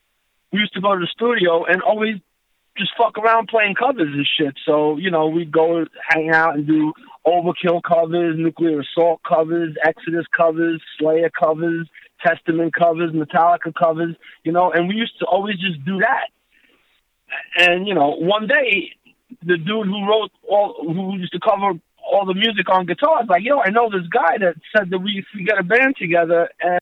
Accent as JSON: {"language": "English", "town": "Queens", "region": "New York", "country": "United States", "tie": "born or raised there", "said": "Well, I'm going to be honest. I'm a strange character because I was into all styles of music. And growing up"}